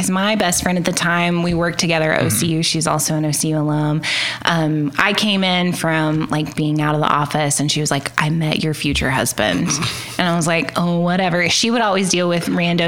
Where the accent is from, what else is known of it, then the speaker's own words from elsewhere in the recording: Cleveland, Oklahoma, United States; now in Oklahoma City, United States; I grew up in Cleveland, Oklahoma